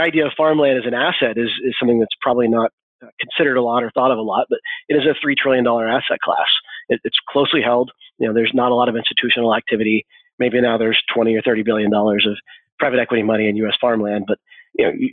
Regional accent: Arkansas, United States; I was born and raised here in Arkansas.

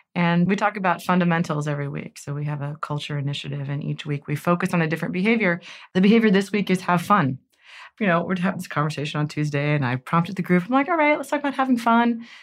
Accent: Cincinnati, Ohio, United States; We're both Cincinnati natives, but She's from Coleraine Township, and I'm from Springfield Township

